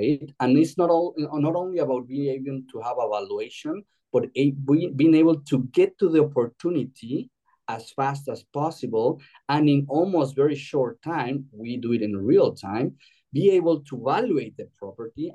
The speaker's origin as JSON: {"language": "English", "region": "Mexico City", "country": "Mexico", "also_born_or_lived": "Europe", "moved": "as an adult", "lives_now": "Spain", "said": "I'm originally from Mexico City, having lived in Europe almost over 20 years"}